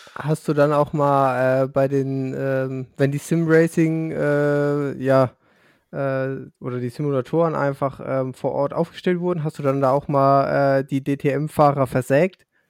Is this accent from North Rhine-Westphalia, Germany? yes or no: no; Lower Franconia, Bavaria, Germany; weil ich aus Unterfranken komme.